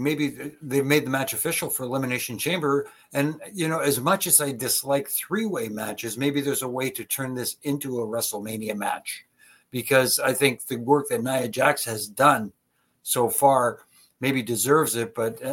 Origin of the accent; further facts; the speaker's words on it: Toronto, Ontario, Canada; here in Toronto, in my hometown.